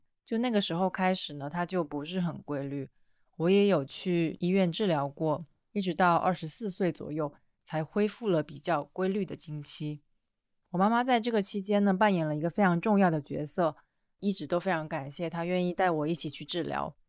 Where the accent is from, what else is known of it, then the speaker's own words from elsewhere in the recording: Fujian, China; accent: Minnan; 因为我们都是闽南人嘛，所以声音可能会有一些闽南的口音，请大家多多理解和包容。